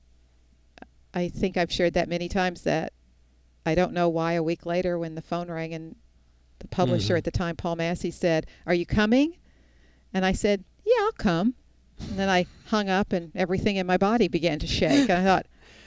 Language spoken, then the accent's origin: English; Houston, Texas, United States; the little girl born and raised in Houston, Texas